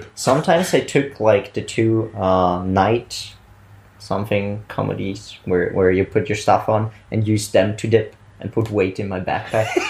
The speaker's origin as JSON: {"language": "English", "town": "Bolzano", "region": "Trentino-Alto Adige", "country": "Italy", "moved": "as an adult", "lives_now": "Vienna, Austria", "said": "I'm actually from Italy, originating from uh, Bolzano"}